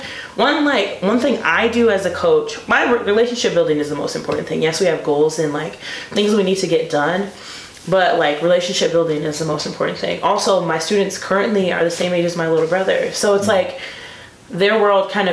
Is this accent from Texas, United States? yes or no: no; Beloit, Wisconsin, United States; moved away as an adult; also born or lived in Stevens Point, Wisconsin; now in Milwaukee, United States; I'm not from Milwaukee, I'm from Beloit